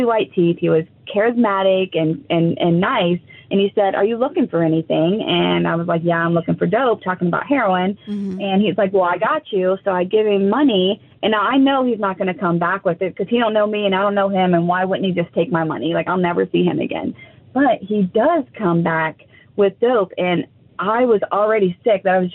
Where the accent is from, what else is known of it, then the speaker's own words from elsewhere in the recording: Nelsonville, Ohio, United States; moved away as an adult; now in Columbus, United States; I'm from Nelsonville.